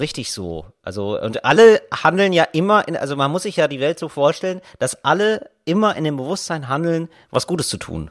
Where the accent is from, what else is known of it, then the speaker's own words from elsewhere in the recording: Germany; wir alle Bayern sind und wir uns ja als Deutsche verstehen